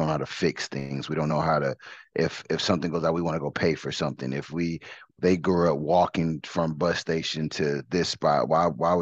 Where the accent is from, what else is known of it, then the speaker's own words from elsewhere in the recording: Detroit, Michigan, United States; moved away; also born or lived in Katy, Texas; I'm originally from Detroit, so I got a lot of family members